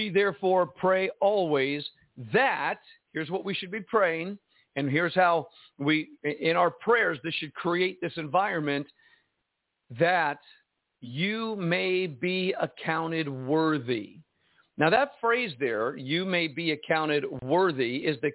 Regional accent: United States; me as an American speaking Chinese

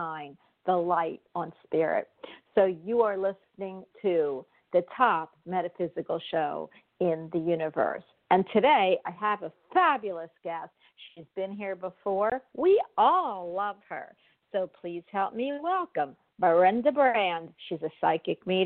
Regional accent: Florida, United States; I'm from Florida, and I am in Florida at the time

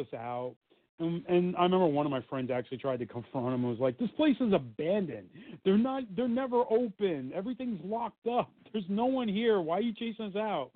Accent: Hillside, United States; where I grew up in Hillside used to be all farmland before it became all industrial

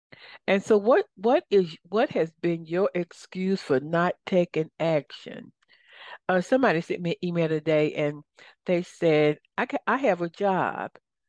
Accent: Compton, California, United States; Well, I grew up in Compton.

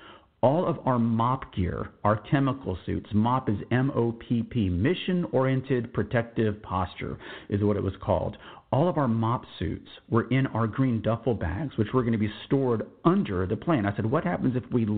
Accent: San Antonio, Texas, United States; born or raised there; moved away as an adult

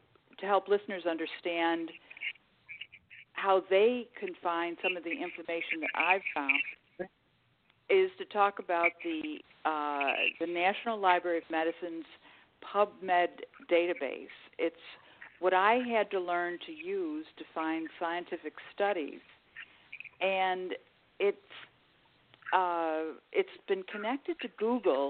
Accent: Buffalo, New York, United States; 2 of us were born in New York. But then, of course, my parents returned to Buffalo when my father, when his time in the Navy was up

